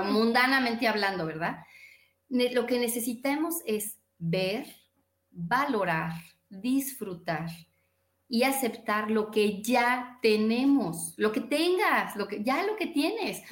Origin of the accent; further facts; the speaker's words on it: Mexico; nací en México